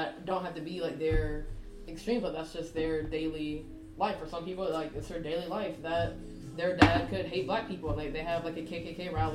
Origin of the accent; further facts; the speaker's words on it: Virginia, United States; born and raised in Virginia